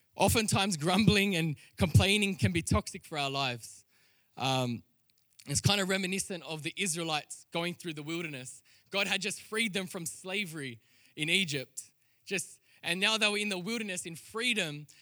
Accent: Sydney, New South Wales, Australia; I was born in Western Sydney

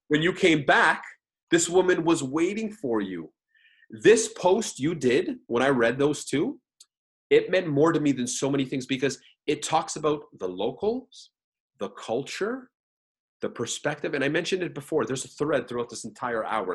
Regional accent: Canada; I'm a Canadian coming there

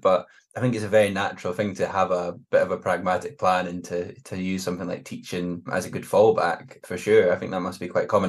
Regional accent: Glenrothes, Scotland, United Kingdom; moved away; also born or lived in Edinburgh / Glasgow; I'm a fifer, so it's not too far away

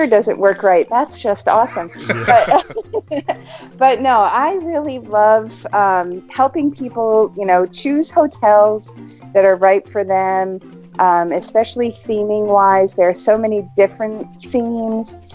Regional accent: Maine, United States; now in Knoxville, United States; We're actually from Maine, and I have 12 brothers and sisters

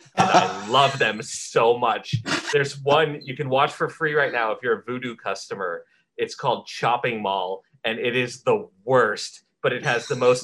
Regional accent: California, United States; now in Florida, United States; I grew up in California and we went back to California to visit my dad

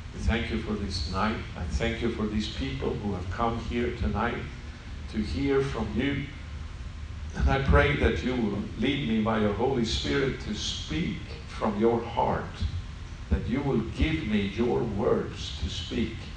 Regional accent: Sweden; English is a second language; moved away as an adult; now in Israel; I'm not from America, yeah. so uh, English is not my mother tongue. So I come from Sweden

